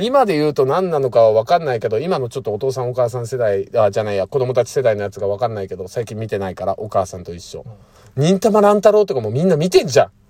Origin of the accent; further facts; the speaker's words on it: Fukuoka, Japan; うちの地元がね、その原稿とかが来たところに近いところ、福岡県の